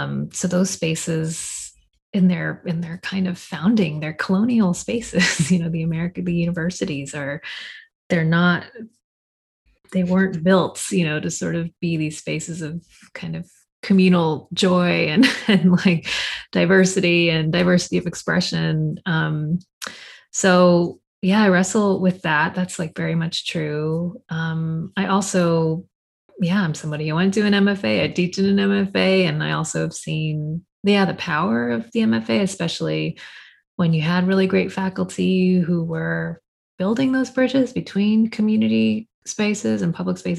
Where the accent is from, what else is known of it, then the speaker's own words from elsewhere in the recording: Fresno, California, United States; I'm a poet from Fresno